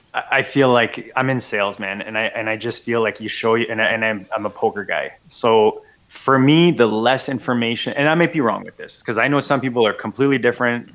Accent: Canada; as a Canadian

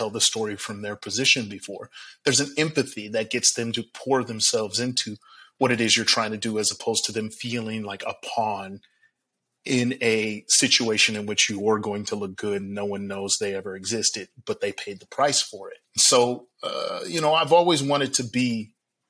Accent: Milwaukee, Wisconsin, United States; I grew up in Milwaukee, Wisconsin

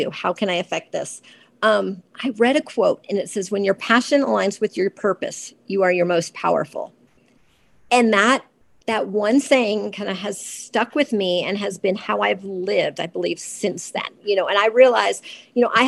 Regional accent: Georgia, United States; I grew up in Georgia.

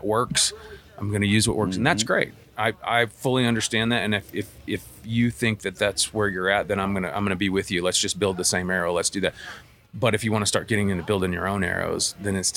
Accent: Arkansas, United States; moved away as an adult; also born or lived in South Texas; now in Colorado, United States; I was born and raised in Arkansas

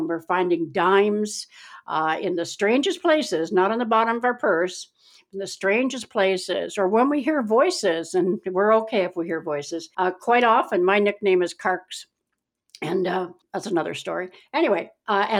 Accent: Keswick, Ontario, Canada; also born or lived in Meaford; when we were growing up in Keswick, Ontario

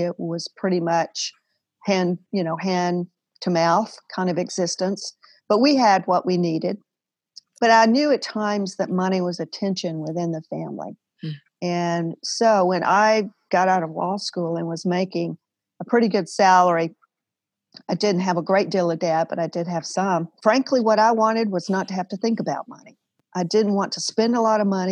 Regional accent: Alabama, United States; moved away as an adult; also born or lived in New Orleans; I grew up in Alabama

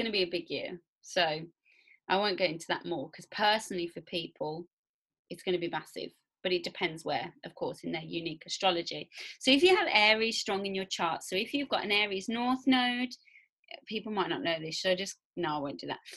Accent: Warsaw, Masovian Voivodeship, Poland; I'm a girl from Warsaw, so like whatever I say, just remember I'm from Warsaw

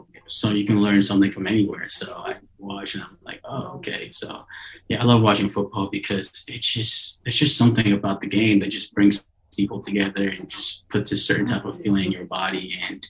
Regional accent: Nigeria; moved away; growing up in Nigeria

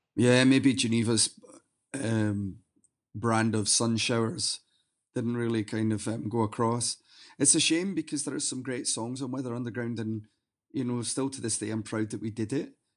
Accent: Glasgow, Scotland, United Kingdom; moved away as an adult; now in Sweden; my hometown of Glasgow

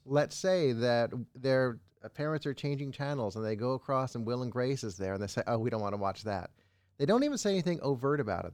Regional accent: Los Angeles, California, United States; I grew up in Los Angeles, Hollywood Hills

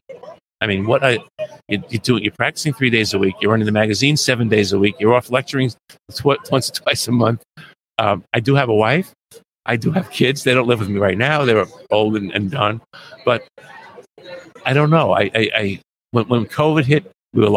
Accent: New York City, New York, United States; moved away as an adult; also born or lived in Boston area, Massachusetts; now in Boston, United States; I grew up in New York City.

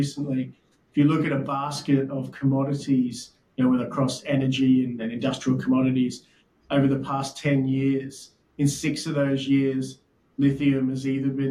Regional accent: Brisbane, Queensland, Australia; moved away as an adult; also born or lived in London; I'm originally from Brisbane

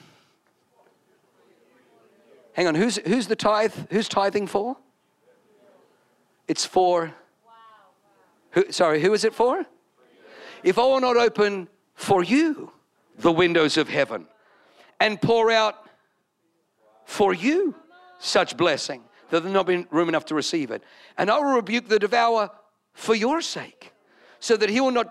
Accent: Wollongong, New South Wales, Australia; moved away; I'm from Wollongong

